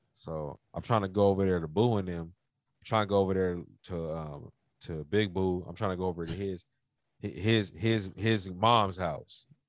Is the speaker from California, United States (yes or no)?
yes; Los Angeles, California, United States; this is where I grew up in. Like, you know, like I'm from Pacoima